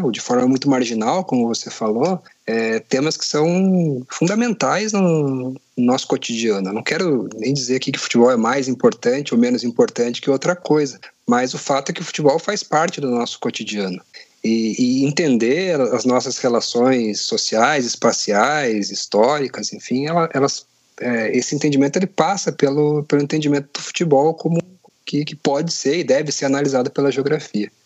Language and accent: Portuguese; Curitiba, Paraná, Brazil; Sou de, de Curitiba, como você falou, sou coxa branca